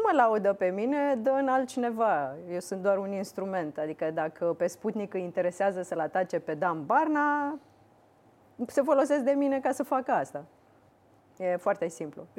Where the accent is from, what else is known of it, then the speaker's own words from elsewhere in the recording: Iași, Iași County, Romania; eu sunt din Iași și vreau să aduc mulți bani în Iași. Așa. Și sunt firme de IT. Eu am făcut liceu de informatică din Iași